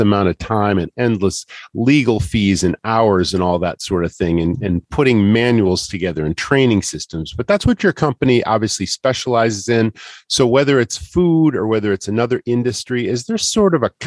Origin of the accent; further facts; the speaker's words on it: Massachusetts, United States; moved away; I'm originally from Massachusetts